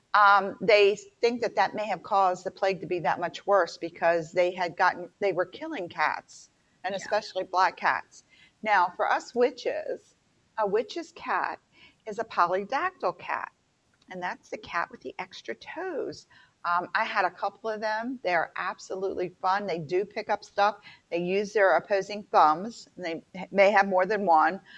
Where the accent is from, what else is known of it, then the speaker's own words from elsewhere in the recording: the South, United States; I'm from the South